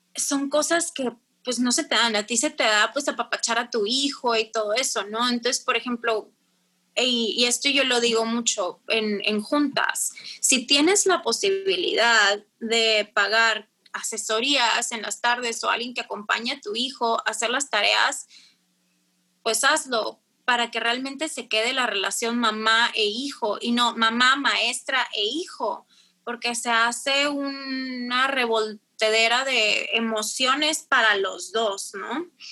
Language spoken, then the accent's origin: Spanish; Tijuana, Baja California, Mexico; also born or lived in Monterrey; tengo 29 años, soy de Tijuana.